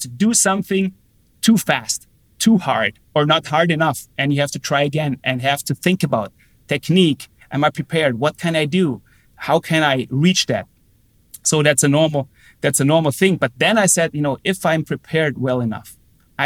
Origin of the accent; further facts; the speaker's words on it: Austria; moved away as an adult; also born or lived in Germany / United States; a professional hockey team in Austria, my hometown, where I came from